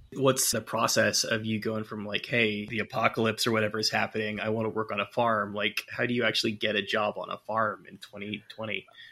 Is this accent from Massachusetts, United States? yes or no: no; California, United States; moved away; I'm from California originally